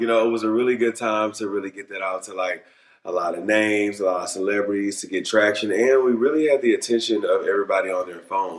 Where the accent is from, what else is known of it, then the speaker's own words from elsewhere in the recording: Beaumont, Texas, United States; I grew up in the South in Beaumont, Texas.